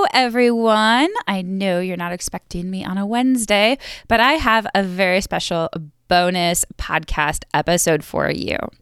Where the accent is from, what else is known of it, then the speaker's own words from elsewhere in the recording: New York, United States; moved away as an adult; also born or lived in Buffalo / Missouri; now in North Carolina, United States; I grew up in New York